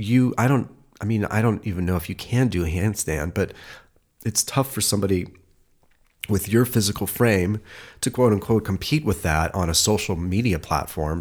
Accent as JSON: {"language": "English", "town": "Cleveland", "region": "Ohio", "country": "United States", "moved": "yes", "lives_now": "Los Angeles, United States", "said": "I'm from Cleveland"}